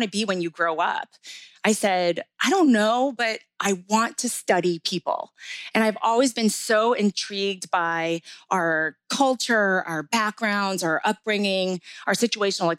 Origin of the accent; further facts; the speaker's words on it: New Jersey, United States; I was born and raised in New Jersey and proud of it